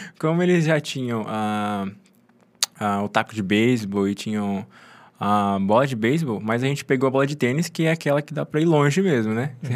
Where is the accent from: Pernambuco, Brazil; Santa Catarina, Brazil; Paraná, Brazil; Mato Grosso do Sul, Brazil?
Mato Grosso do Sul, Brazil; moved away as an adult; also born or lived in Engenheiro Coelho; Eu sou do Mato Grosso do Sul